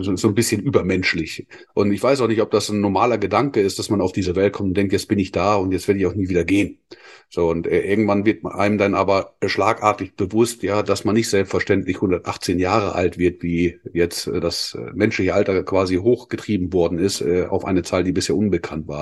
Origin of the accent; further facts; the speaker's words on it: Schleswig, Schleswig-Holstein, Germany; bin ich als Norddeutscher in äh, Schleswig geboren